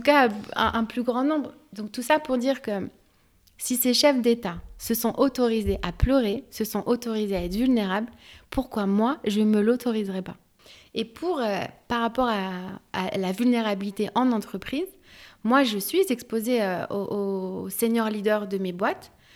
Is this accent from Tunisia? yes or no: no; France; also born or lived in Algeria (ancestry); je suis française, algérienne d'origine